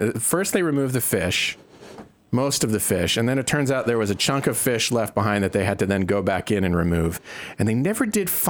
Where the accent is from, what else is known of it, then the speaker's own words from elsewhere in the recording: Northeast, United States; I am from the Northeast.